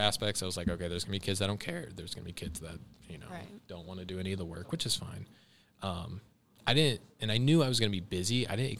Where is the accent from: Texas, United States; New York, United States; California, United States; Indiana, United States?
Indiana, United States; Fairmount; also born or lived in Columbus, Ohio; Fairmount, Indiana, and Columbus, Ohio.